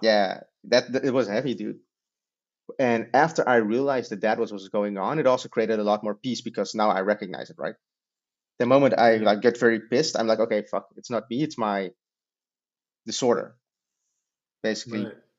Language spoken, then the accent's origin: English; Netherlands; we're from the Netherlands